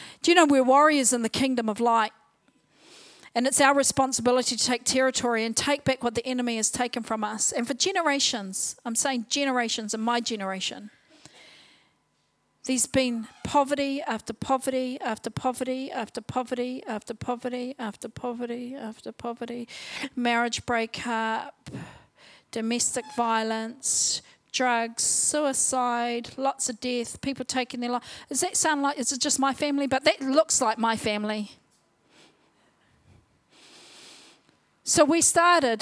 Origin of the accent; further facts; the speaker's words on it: Whanganui, Manawatū-Whanganui, New Zealand; also born or lived in Palmerston North; I was born in Palmerston North, brought up in Whanganui, down, you know, the creek or down the river. Brought up on a marae